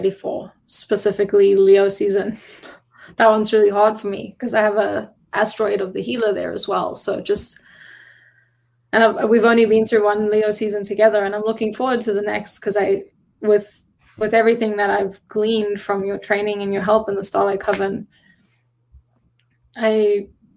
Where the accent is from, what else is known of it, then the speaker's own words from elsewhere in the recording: South Africa; now in Oregon, United States; I am South African, and I became a citizen in May of 2019.